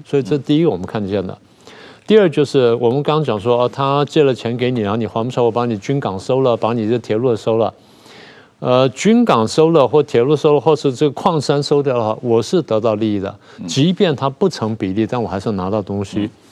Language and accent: Chinese; Taiwan; 我们台湾人